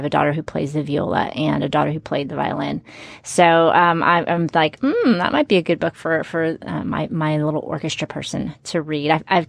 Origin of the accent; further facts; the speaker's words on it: Brownsville, Texas, United States; also born or lived in Chicago; When we moved, when I lived in Chicago when I was little, we moved to South Texas. So if you picture Texas, the very bottom point is a city called Brownsville. That's where we moved to.